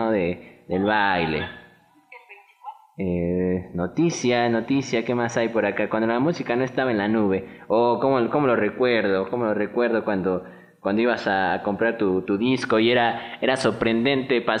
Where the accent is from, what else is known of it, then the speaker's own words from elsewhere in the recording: Buenos Aires, Argentina; venimos de Buenos Aires, estamos en una gira aquí por, por México viendo qué pasa, viendo alguna cuestión cultural.